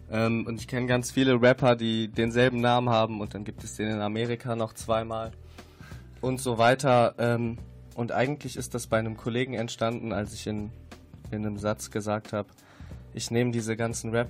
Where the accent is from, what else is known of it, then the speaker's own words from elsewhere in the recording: Cologne, North Rhine-Westphalia, Germany; Wir kommen aus Köln ähm, wir machen ganz schön viel Musik